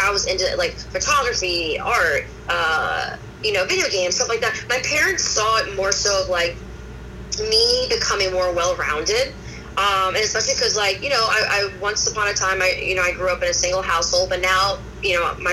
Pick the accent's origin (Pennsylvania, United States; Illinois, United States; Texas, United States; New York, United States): Pennsylvania, United States; Abington; I was born in Abington, Pennsylvania.